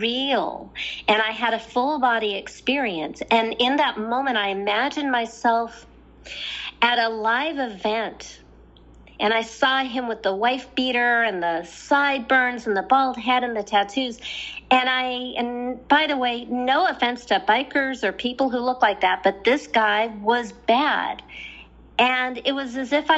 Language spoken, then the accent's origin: English; Southern California, United States; I'm from Southern California where spirituality is really easy